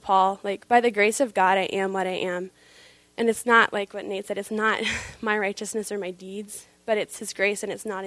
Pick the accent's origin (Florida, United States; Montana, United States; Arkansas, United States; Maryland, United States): Montana, United States; also born or lived in Susanville, California; I grew up in Montana the last 10 years, but was born in California, a little town, Susanville, not well known.